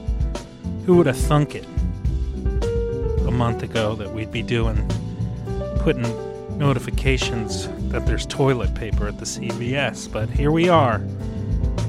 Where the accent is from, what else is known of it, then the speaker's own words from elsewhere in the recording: New York, United States; As a New Yorker